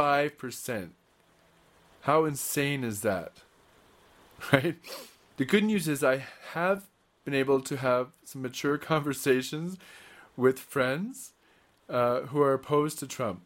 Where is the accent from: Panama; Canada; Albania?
Canada; moved away; Growing up in Canada